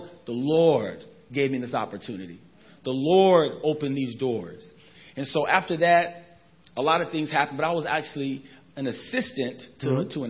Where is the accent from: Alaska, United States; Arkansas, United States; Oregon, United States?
Alaska, United States; Anchorage; I'm born and raised in Anchorage, Alaska.